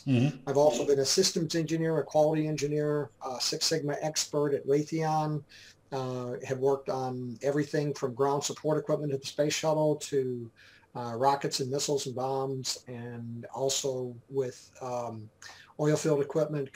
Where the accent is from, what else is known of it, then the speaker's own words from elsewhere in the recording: Dearborn Heights, Michigan, United States; moved away as an adult; now in Georgetown, Texas, United States; I grew up in Michigan, lower Michigan, the Detroit area, Dearborn Heights, essentially, was mm-hmm. the name of the place that I grew up mostly.